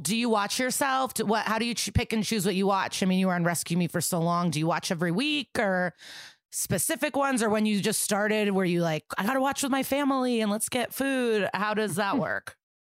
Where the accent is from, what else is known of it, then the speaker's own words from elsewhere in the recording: Skokie, Illinois, United States; I'm from Skokie